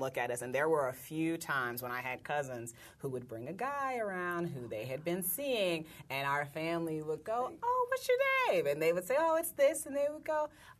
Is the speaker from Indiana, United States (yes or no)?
yes; Indiana, United States; moved away; in Indiana, we don't have, for the most part, Hasid people until I moved here